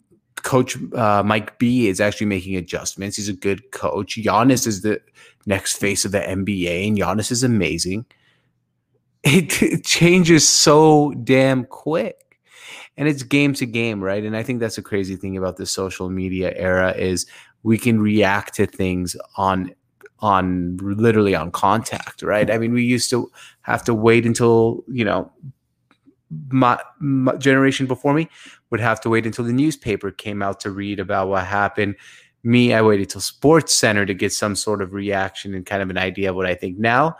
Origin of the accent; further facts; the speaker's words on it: Syria; and I'm from Syria originally